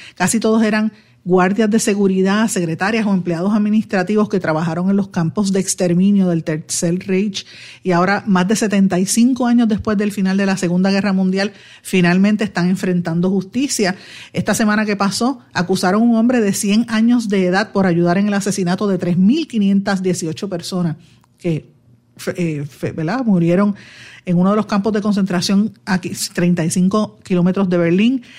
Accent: Puerto Rico; los que somos puertorriqueños, sean cocolos o no

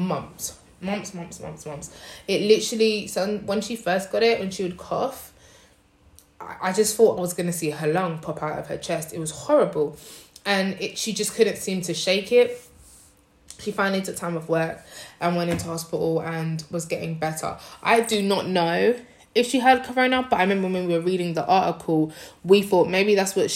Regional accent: London, United Kingdom; now in Nanjing, China; I am from London, but I currently live in Nanjing, China.

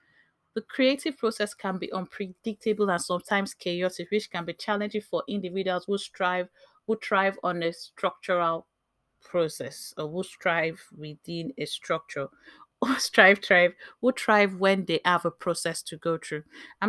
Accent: Bayelsa, Nigeria; As an African, as a Nigerian, as a Nimbe girl, there's this, as a military child, I saw all the way to Covenant University, there's this expectation of excellence that is placed on us.

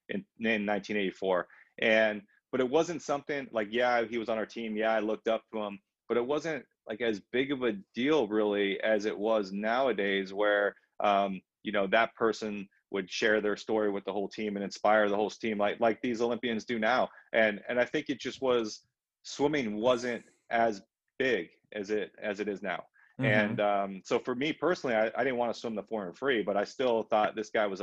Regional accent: Southern California, United States; growing up in Southern California.

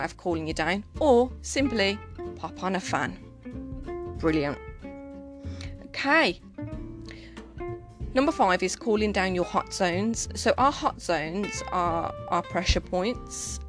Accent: Birmingham, West Midlands, United Kingdom; I'm from Birmingham, so maybe my lingo is completely different

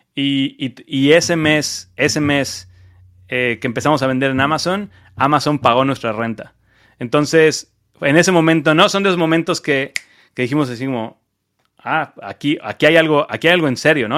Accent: Cancún, Quintana Roo, Mexico; moved away as an adult; also born or lived in Mexico City, Mexico / Las Vegas, United States; now in United States; yo soy mexicano, como ya habrán escuchado, este, yo soy de Cancún

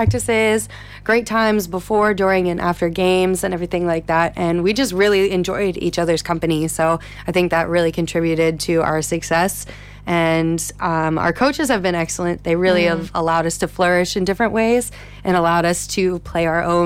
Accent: Sidman, Pennsylvania, United States; moved away as an adult; now in Ireland; I am from Pennsylvania in the United States. I'm from a small town called Sidman, right in the heart of Pennsylvania.

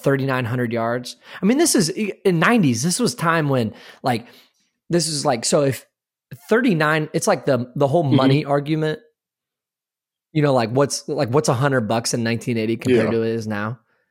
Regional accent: Midwest, United States; I mean, like the Rose Bowl growing up in the Midwest.

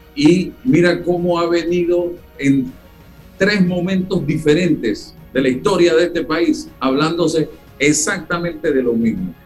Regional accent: Panama; somos más panameños porque nos ponemos el suéter rojo de la selección

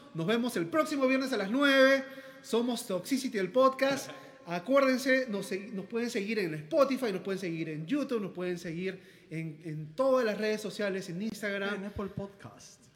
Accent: Peru; Somos músicos peruanos acá en Perú

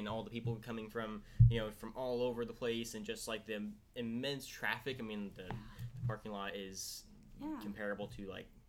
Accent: Tulare, California, United States; growing up in Tulare, California

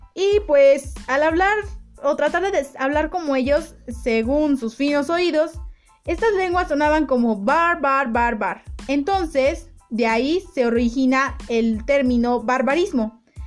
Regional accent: Mexico; Los mexicanos no somos

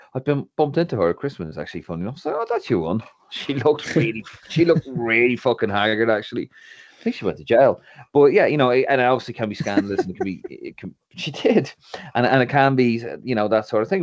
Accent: Ireland; moved away as an adult; now in London, United Kingdom; for being Irish

